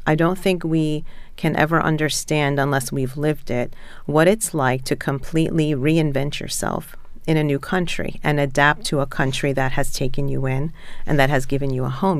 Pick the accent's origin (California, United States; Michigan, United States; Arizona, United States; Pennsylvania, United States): Pennsylvania, United States; Philadelphia; moved away as an adult; now in Baltimore, United States; I grew up in Philadelphia, um, so that's where my family still is largely